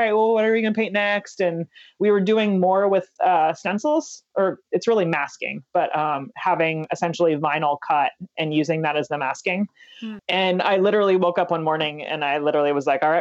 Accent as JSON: {"language": "English", "town": "San Diego", "region": "California", "country": "United States", "said": "we're on the West Coast and I'm from San Diego"}